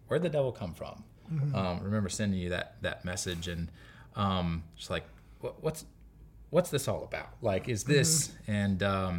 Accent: Kingsport, Tennessee, United States; moved away; I grew up in Kingsport, Tennessee, a little top right corner of East Tennessee.

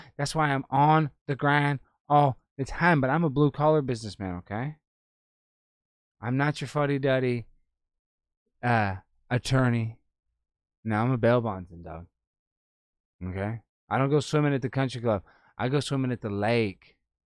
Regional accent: Dallas, Texas, United States; So, I mean, I'm from Dallas, born and raised.

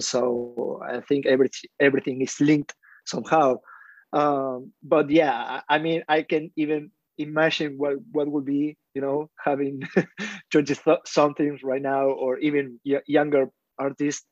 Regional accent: Argentina; I'm from Argentina.

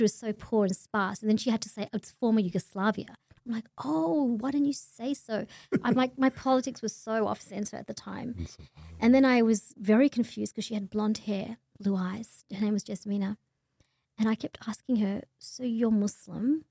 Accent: Bendigo, Victoria, Australia; moved away as an adult; also born or lived in Kenya / Melbourne; I grew up in Bendigo. I spent primary school there, high school there, and I didn't get to Melbourne until I finished year 12.

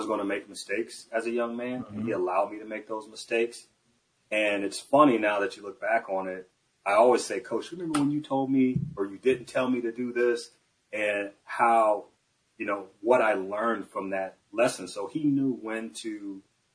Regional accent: Michigan, United States; moved away as an adult; also born or lived in Iowa; I left to go back to Michigan

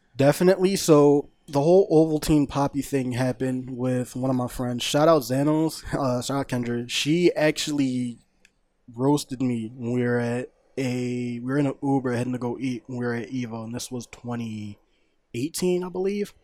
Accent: Philadelphia, Pennsylvania, United States; University Pinball Fortieth Street, um, in my hometown

